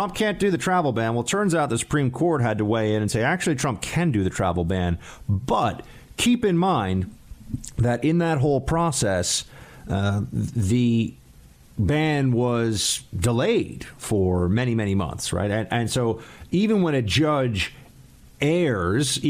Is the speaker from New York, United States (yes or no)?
yes; New York City, New York, United States; moved away as an adult; now in Washington, D.C., United States; It's still my hometown